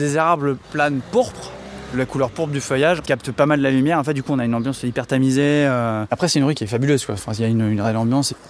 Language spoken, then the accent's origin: French; Les Sables-d'Olonne, Pays de la Loire, France; j'ai grandi au Sable d'Olonne